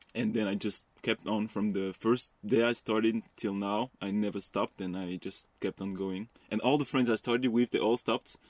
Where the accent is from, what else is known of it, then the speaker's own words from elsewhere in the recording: west suburbs of Paris, Île-de-France, France; I was, like, really close to Paris, uh, in, in the close suburb, but in the west part of Paris